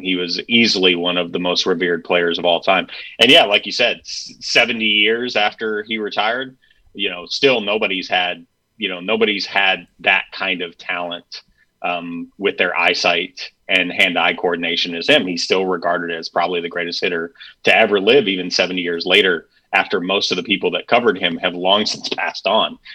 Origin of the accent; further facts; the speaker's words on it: Mount Morris, Michigan, United States; my hometown of Mount Morris